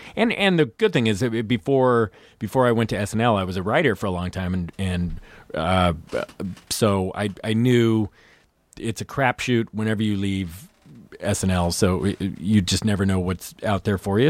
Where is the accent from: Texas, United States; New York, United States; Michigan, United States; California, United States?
California, United States; Lafayette; I was, uh, outside San Francisco